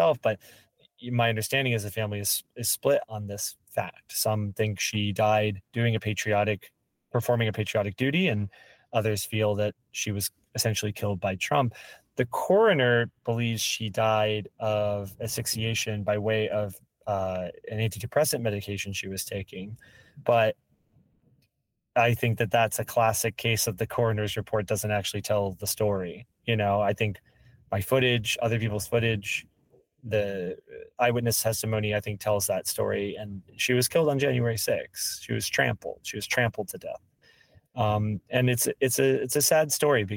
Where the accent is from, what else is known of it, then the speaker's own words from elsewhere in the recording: Marietta, Georgia, United States; I grew up in Marietta